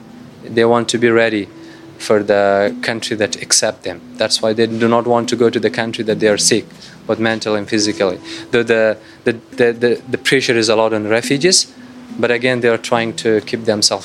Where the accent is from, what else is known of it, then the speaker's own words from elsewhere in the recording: Afghanistan; now in Batam, Indonesia; I'm 20 years of age, and I am originally from Afghanistan, belong to the most persecuted ethnic group called Hazara people.